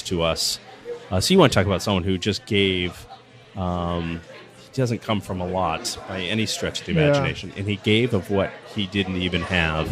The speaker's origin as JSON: {"language": "English", "town": "Franklin", "region": "Massachusetts", "country": "United States", "tie": "born or raised there", "said": "I grew up in Franklin, Mass"}